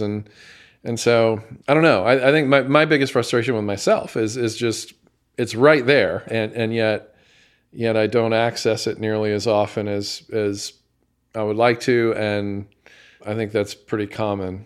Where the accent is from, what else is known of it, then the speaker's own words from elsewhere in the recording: United States; as an American